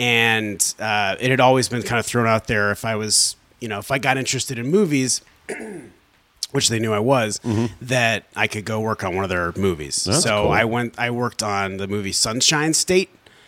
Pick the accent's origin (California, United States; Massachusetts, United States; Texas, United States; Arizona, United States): Arizona, United States; Tucson; moved away; also born or lived in Chicago, Illinois; I was born in Chicago, but I grew up mostly in Tucson, Arizona.